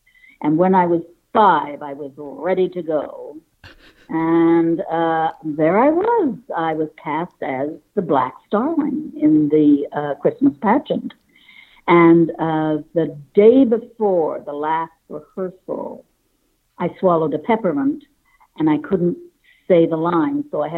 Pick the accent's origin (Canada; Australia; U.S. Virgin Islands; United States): Canada; Toronto, Ontario; Only child. It was just a great place to get away from because it was the 60s.